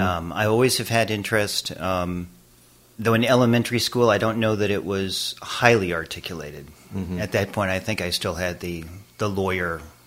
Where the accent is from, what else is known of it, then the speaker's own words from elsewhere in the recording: Boston, Massachusetts, United States; also born or lived in Spain / Connecticut / Mississippi; now in Western Massachusetts, United States; I was born in Spain, but I grew up in Boston.